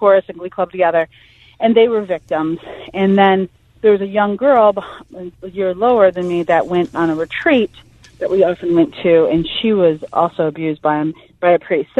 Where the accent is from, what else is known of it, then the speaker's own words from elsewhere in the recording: Toledo, Ohio, United States; when I grew up in Toledo, Ohio